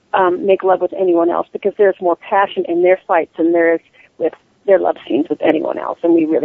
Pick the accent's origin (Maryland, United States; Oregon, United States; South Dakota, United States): Oregon, United States; Redmond; I am from Redmond, Oregon